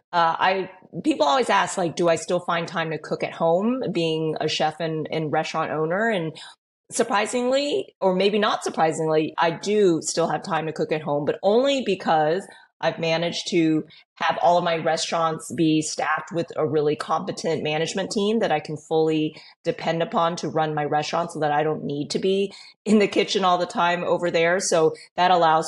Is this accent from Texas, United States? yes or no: yes; Houston, Texas, United States; also born or lived in Los Angeles, California; I was born in LA, so I, you know, don't necessarily consider myself a California girl because I grew up in Texas.